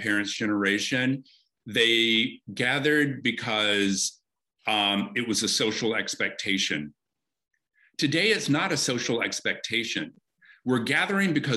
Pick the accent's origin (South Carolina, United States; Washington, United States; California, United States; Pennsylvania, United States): South Carolina, United States; moved away; also born or lived in London; I'm from South Carolina, my mother is Southern